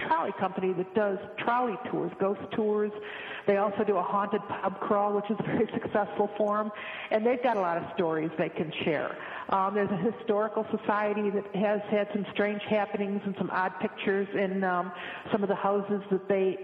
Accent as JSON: {"language": "English", "town": "Chicago", "region": "Illinois", "country": "United States", "said": "I came from Chicago"}